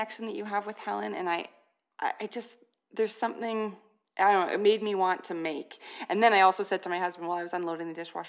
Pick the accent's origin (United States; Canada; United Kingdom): Canada; I'm Canadian